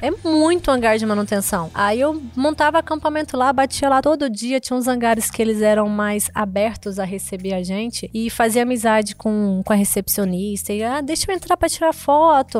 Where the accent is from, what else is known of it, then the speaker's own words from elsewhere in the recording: Goiânia, Goiás, Brazil; also born or lived in Mozarlândia; eu nasci em Goiânia, mas eu morei até os 3, 4 anos na fazenda, lá na roça mesmo, interior de Mozarlândia